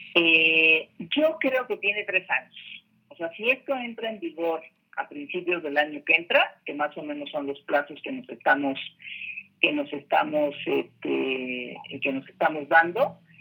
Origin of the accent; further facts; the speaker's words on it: Ciudad Obregón, Sonora, Mexico; moved away as an adult; now in Mexico City, Mexico; yo soy de Sonora, eh, de una ciudad de ciudad Obregón, Sonora, una ciudad bastante conservadora